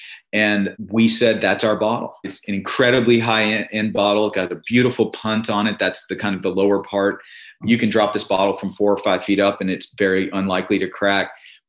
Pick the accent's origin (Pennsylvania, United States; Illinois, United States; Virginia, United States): Virginia, United States; now in Mississippi, United States; And as you and I know from growing up in Virginia, going to school in Virginia, even the liquor stores are owned by the state, right?